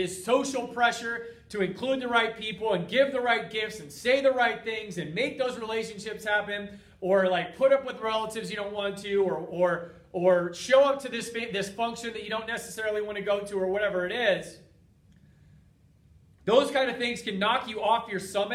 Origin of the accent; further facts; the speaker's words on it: United States; from being an American for 40 years now